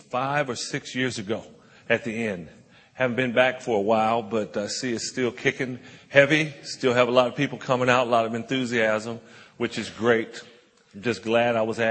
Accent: Compton, California, United States; I grew up in Compton, California, right outside of Los Angeles

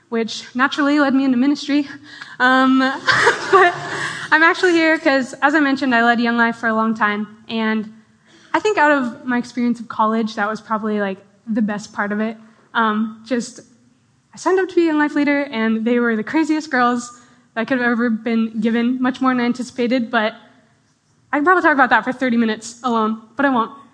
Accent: Edmonds, Washington, United States; I grew up in Edmonds, Washington, which is like, just like 20 minutes north of here, pretty small town. But I've lived there my whole life

